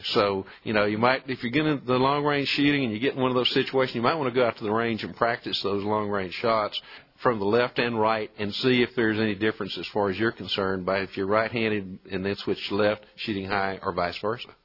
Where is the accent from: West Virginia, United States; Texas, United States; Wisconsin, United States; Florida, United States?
Texas, United States; Colorado County; born or raised there